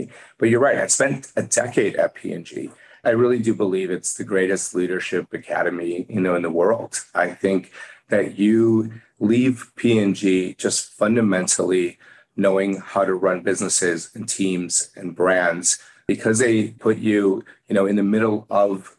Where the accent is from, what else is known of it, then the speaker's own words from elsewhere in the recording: Chicago, Illinois, United States; moved away as an adult; also born or lived in Arkansas; now in New York City, United States; I was a kid from Chicago